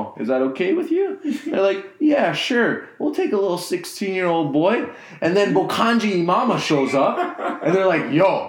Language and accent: English; Miami, Florida, United States; moved away; I grew up in Miami, and now I moved here